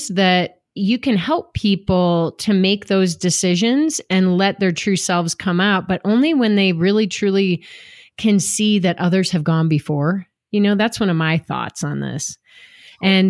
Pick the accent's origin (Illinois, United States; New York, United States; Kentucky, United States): Illinois, United States; Downers Grove; growing up in Downers Grove, Illinois, and going to Downers South